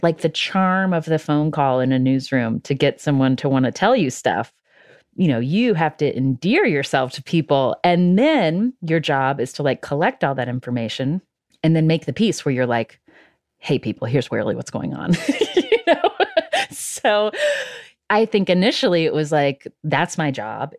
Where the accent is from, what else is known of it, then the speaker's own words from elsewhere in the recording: West Virginia, United States; I'm from West Virginia